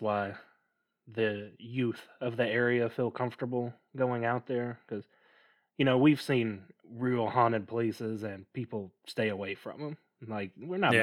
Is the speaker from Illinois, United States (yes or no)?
no; near Memphis, Tennessee, United States; We grew up near Memphis